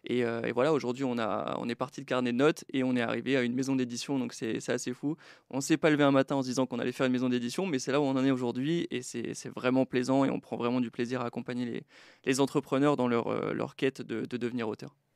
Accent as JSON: {"language": "French", "region": "Brittany", "country": "France", "lives_now": "Estonia", "said": "Donc j'ai quitté Troyes pour l'Estonie, mais je suis breton, j'ai pas mal déménagé"}